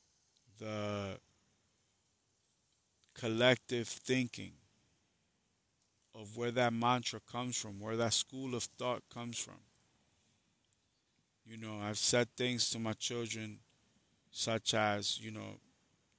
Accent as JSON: {"language": "English", "town": "New York City", "region": "New York", "country": "United States", "tie": "born or raised there", "said": "I am from the Bronx, but I went to school in Harlem. Even going to Harlem, as bad as it was a blessing for me, because where I came from was a war zone"}